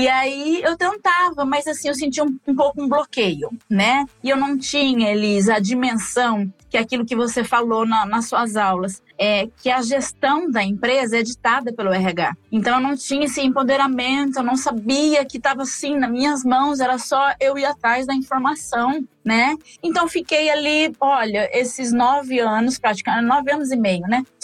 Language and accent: Portuguese; Presidente Prudente, São Paulo, Brazil; now in Maringá, Brazil; agora eu moro atualmente em Maringá, Paraná, mas eu vim de Presidente Prudente, interior de São Paulo, né?